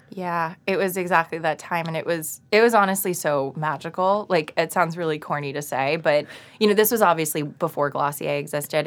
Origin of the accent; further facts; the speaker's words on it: Boca Raton, Florida, United States; moved away as an adult; also born or lived in New York; So, I grew up in South Florida, and I went to school in Boca Raton.